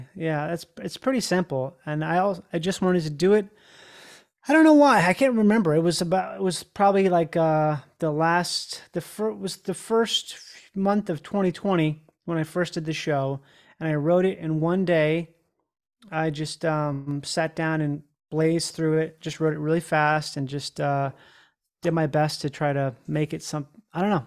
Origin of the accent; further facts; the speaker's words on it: Rochester, Minnesota, United States; I grew up in Rochester, Minnesota